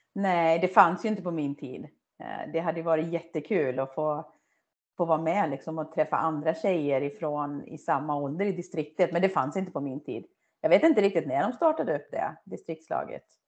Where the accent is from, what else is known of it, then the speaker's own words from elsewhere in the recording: Töreboda, Västra Götaland, Sweden; moved away; also born or lived in Dalarna; i Töreboda då, där jag är uppvuxen